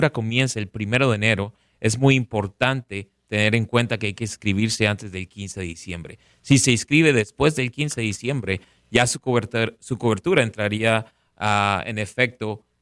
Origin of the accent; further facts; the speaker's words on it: Colombia; he estado en muchos lugares venezolanos donde la arepa es deliciosa, pero obviamente crecí en Colombia comiendo arepa todos los días.